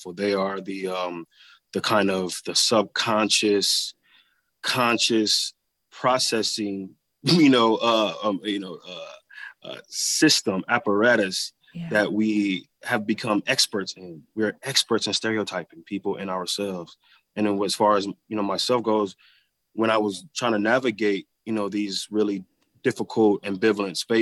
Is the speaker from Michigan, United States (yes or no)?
yes; Flint, Michigan, United States; Growing up in Flint